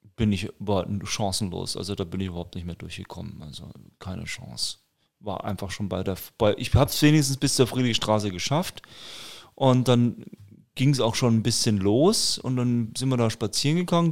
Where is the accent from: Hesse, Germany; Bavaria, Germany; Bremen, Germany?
Bavaria, Germany; Nuremberg; bei uns in Nürnberg